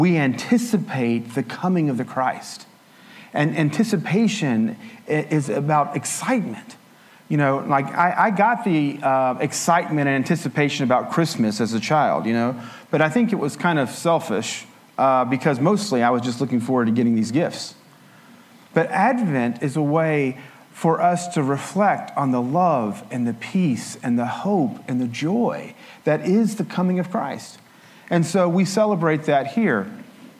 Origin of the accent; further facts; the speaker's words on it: Appalachian Mountains, United States; I grew up in the Appalachian Mountains in a Pentecostal church